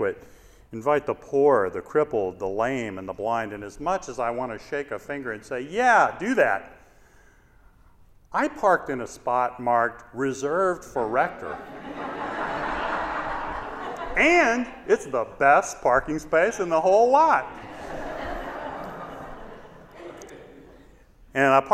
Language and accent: English; Shreveport, Louisiana, United States; moved away as an adult; also born or lived in North Carolina / Washington, D.C. / Chicago / California; I grew up in Shreveport, Louisiana